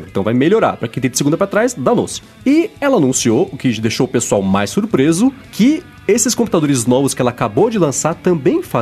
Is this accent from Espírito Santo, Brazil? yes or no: no; São Paulo, Brazil; eu sou paulista